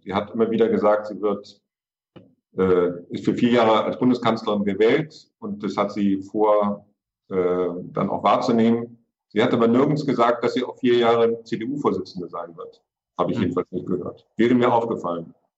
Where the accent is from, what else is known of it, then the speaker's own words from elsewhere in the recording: Hamburg, Germany; Das kann ich auch als Hamburger sagen